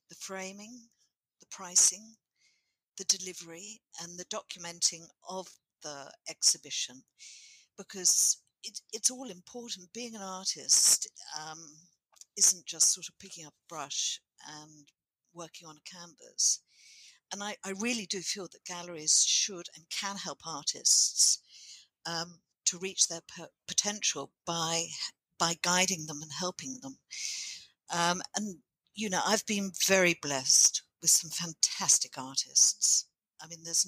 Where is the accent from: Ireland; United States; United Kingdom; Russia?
United Kingdom; England; moved away as an adult; now in Moree, Australia; I was born in England.